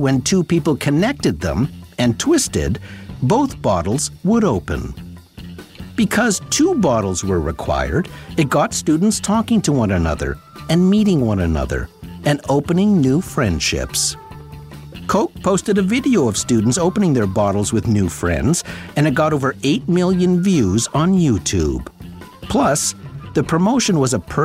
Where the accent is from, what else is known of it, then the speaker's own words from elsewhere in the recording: Sudbury, Ontario, Canada; When I was growing up in Sudbury in the late 60s and early 70s